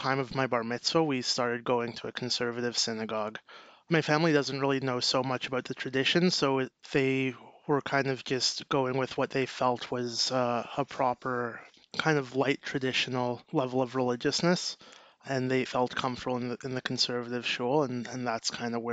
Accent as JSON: {"language": "English", "town": "Toronto", "region": "Ontario", "country": "Canada", "tie": "born or raised there", "said": "I'm from Toronto, Canada, and I grew up at home."}